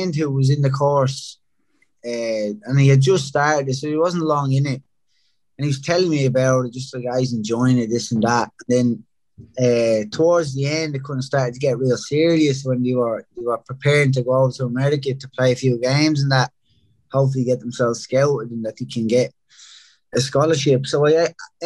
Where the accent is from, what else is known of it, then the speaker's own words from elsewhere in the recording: Dublin, Leinster, Ireland; moved away as an adult; also born or lived in Rathcoole; I grew up in Ringsend until I was about 6 or 7, and then moved across the river to East Wall. Lived there another like 7 or 8 years